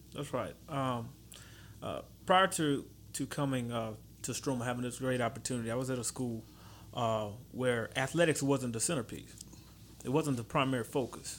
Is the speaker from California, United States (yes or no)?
no; Baton Rouge, Louisiana, United States; I'm from Baton Rouge